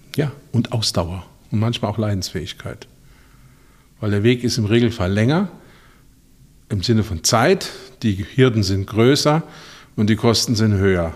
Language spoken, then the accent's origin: German; Ludwigshafen, Rhineland-Palatinate, Germany; ich komme aus Ludwigshafen, Stadt der BSF. da war völlig klar, nach dem ABI geht man in die BSF